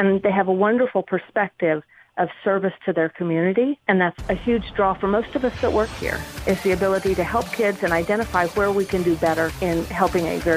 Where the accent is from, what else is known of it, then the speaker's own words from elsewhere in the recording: Kansas City, Missouri, United States; I was born and raised here in the Kansas City area.